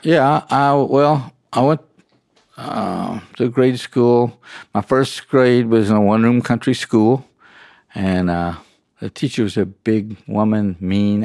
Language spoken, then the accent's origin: English; near Fort Knox, Kentucky, United States; I'm from Kentucky and I grew up just about forty-five, fifty miles south of Fort Knox.